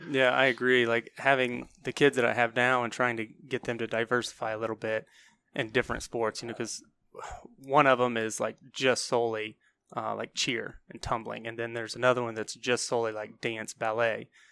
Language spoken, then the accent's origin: English; New Concord, Ohio, United States; also born or lived in South Carolina; I'm from New Concord